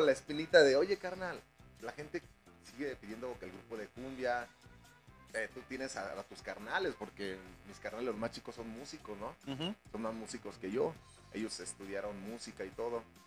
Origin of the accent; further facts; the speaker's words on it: León, Guanajuato, Mexico; Todos los integrantes somos de León, nacimos aquí en, León Guanajuato.